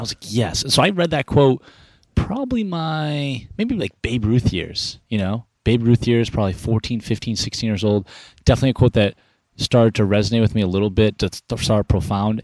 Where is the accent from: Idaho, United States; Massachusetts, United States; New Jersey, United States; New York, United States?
Massachusetts, United States; Arlington; also born or lived in Cambridge, Massachusetts / Somerville, Massachusetts; Mount Auburn Hospital, Cambridge, Mass. Uh, grew up in Arlington, oh, Mass